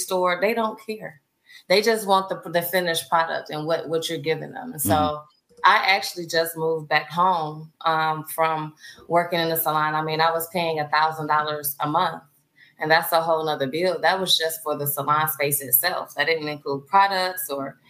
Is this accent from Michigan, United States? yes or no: yes; Detroit, Michigan, United States; moved away as an adult; now in Austin, United States; I'm originally from Detroit